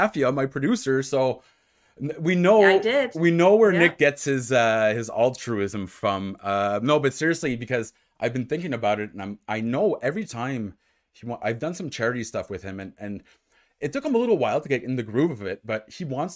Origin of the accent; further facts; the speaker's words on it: Ottawa, Ontario, Canada; moved away as an adult; now in Montreal, Canada; I'm from Ottawa, so which is obviously in Ontario